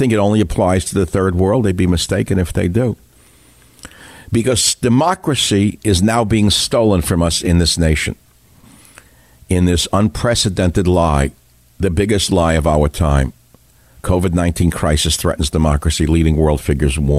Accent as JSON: {"language": "English", "town": "New York City", "region": "New York", "country": "United States", "tie": "born or raised there", "accent": "New York", "moved": "as an adult", "lives_now": "California, United States", "said": "my childhood and adolescence in New York with my father in the store? I'm as New York as they make them. I sound like I'm from New York"}